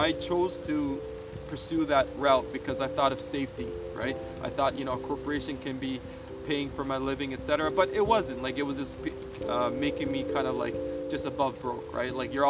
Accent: Sri Lanka; moved away; For some reason, like where I came from, like I came from Sri Lanka, and in Sri Lanka, you know, we always had land.

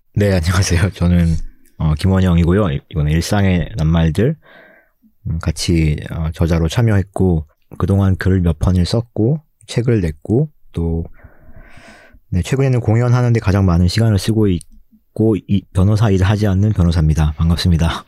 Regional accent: Gangwon, South Korea; accent: Gangwon dialect intonation; 제가 강원도 출신이거든요

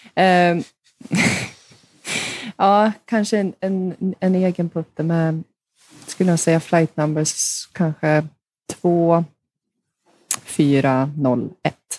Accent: Hofors, Gävleborg County, Sweden; där spelade jag två år tror jag, hemma i Hofors

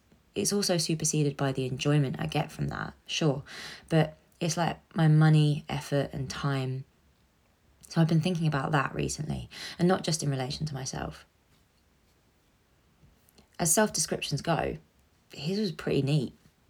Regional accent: Leicester, East Midlands, United Kingdom; I grew up in Leicester. It's kind of a pretty normal story.

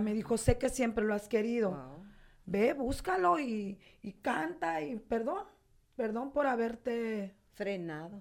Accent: Los Mochis, Sinaloa, Mexico; moved away as an adult; now in Tijuana, Mexico; mi ciudad natal, que amo tanto y estoy orgullosa de ella, no me dio en 42 años

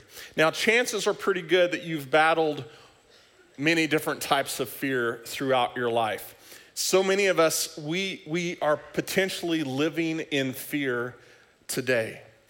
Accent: Oklahoma, United States; I grew up in Oklahoma for a good portion of my life, and there was this little thing that would roll through every once in a while called a tornado.

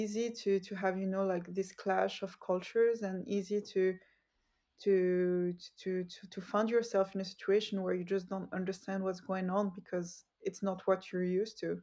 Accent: Switzerland; also born or lived in Geneva / Utrecht; I am originated from a North African country, and I was born in Switzerland. So actually I lived in Switzerland, but with a North African background.

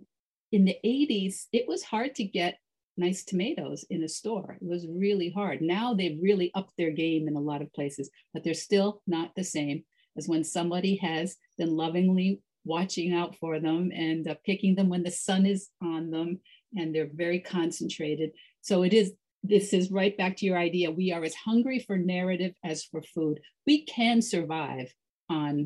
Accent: New England, United States; I grew up in New England

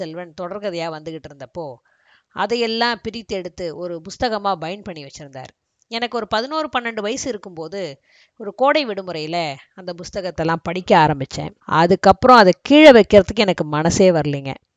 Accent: Thanjavur, Tamil Nadu, India; அதே தஞ்சையில் தான் நானும் பிறந்தேன்

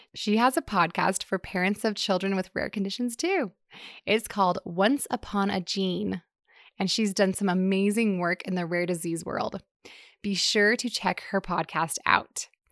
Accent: Seattle, Washington, United States; moved away; I grew up in the Seattle area

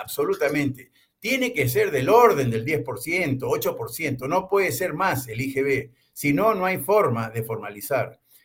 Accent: Peru; somos nosotros los peruanos

